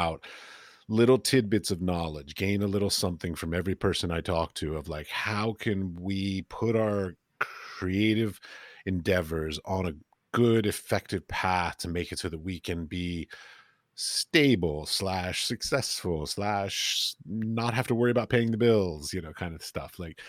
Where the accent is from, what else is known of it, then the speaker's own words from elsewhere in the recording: United States; now in Europe; basically I ended up in Europe and I'm an American